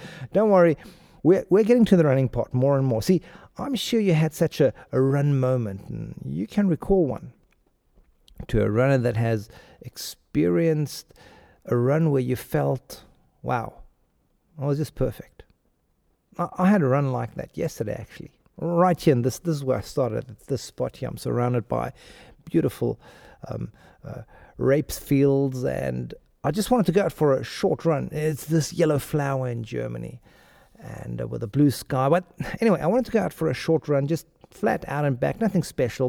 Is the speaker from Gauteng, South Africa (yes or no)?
yes; Pretoria, Gauteng, South Africa; accent: South African; moved away; also born or lived in India / Mexico / Spain; I grew up in Pretoria